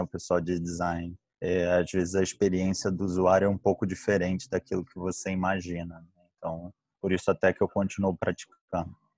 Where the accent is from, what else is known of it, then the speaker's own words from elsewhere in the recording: Rio de Janeiro, Brazil; accent: carioca; also born or lived in São Paulo / Pittsburgh; Meu sotaque não me deixa mentir, sou carioca